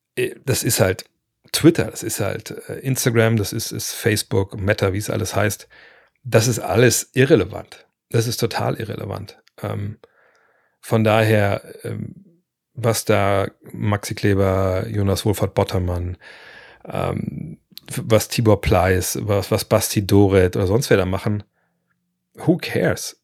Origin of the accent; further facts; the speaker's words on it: Lower Saxony, Germany; bei uns in Niedersachsen